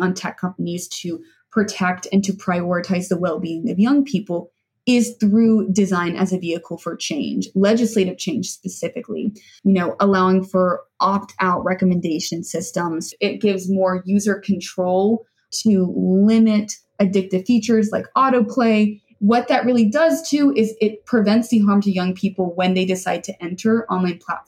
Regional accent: Birmingham, Alabama, United States; I'm a girl from Birmingham, Alabama

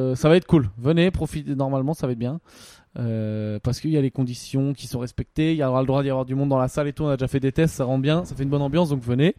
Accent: France; en tant que Français

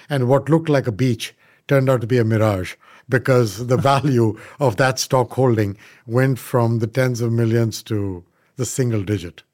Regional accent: India; moved away as an adult; now in United States; I am an Indian by birth, but I did grow up in India.

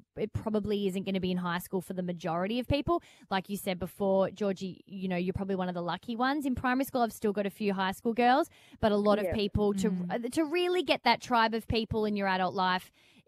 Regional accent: Melbourne, Victoria, Australia; Radio nerds growing up in Melbourne

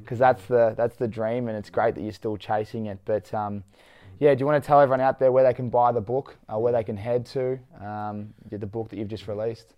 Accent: Victoria, Australia; We're both from Victoria

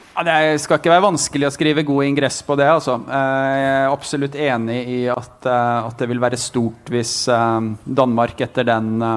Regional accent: Otta, Innlandet, Norway; moved away; hjemme på Otta

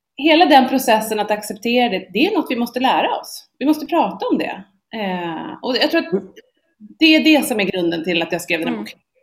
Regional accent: Sweden

